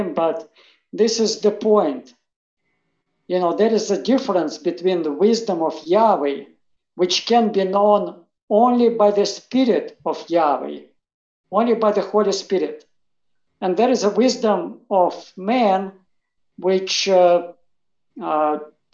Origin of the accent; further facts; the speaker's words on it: Russia; English is a second language; moved away; I was raised in Soviet Russia. I was raised as an atheist